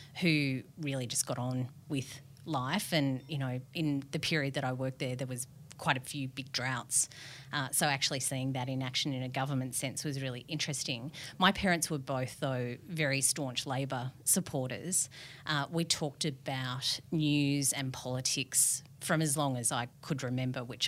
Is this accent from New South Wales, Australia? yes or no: yes; Yass, New South Wales, Australia; also born or lived in Canberra / Albury; growing up in a town like Yass